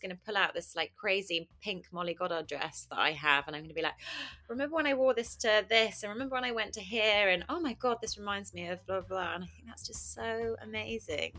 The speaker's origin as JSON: {"language": "English", "town": "Kingston upon Thames", "region": "London", "country": "United Kingdom", "tie": "born or raised there", "said": "I grew up in Kingston, southwest London."}